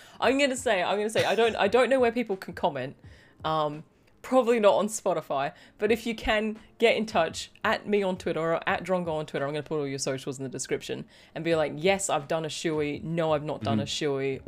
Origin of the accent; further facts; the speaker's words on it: United Kingdom; that's because I'm actually British